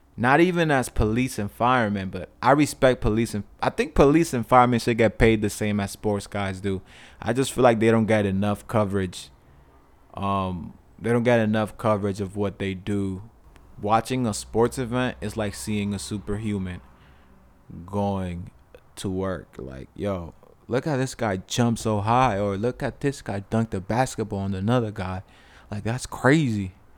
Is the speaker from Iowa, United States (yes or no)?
no; New York, United States; I was born in New York.